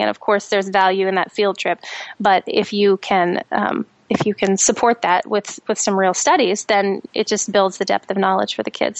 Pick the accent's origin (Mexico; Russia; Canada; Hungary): Canada; moved away; also born or lived in United States; I'm Canadian, so I, I'm an expat to America anyway